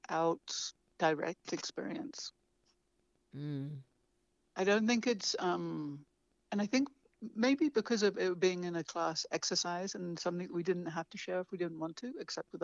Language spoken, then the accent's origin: English; England, United Kingdom; moved away as an adult; also born or lived in London / Vermont; now in New Mexico, United States; I left England at 25 to come to the States